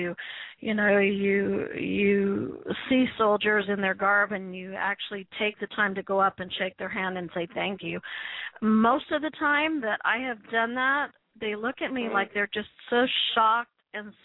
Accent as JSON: {"language": "English", "town": "Calgary", "region": "Alberta", "country": "Canada", "tie": "born or raised there", "said": "I grew up in Calgary"}